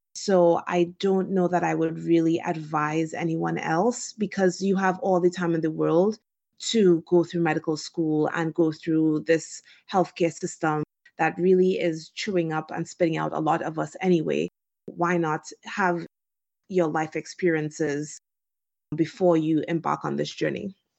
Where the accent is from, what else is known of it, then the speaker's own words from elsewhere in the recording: Trinidad & Tobago; moved away as an adult; also born or lived in Washington, D.C., United States; now in United States; I was born and raised in Trinidad and Tobago